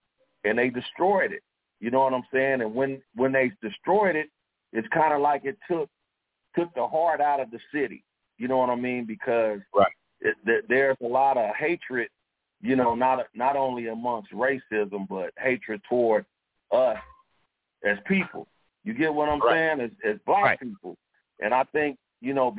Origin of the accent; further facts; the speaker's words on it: Tulsa, Oklahoma, United States; also born or lived in Los Angeles, California; I'm originally from Tulsa, Oklahoma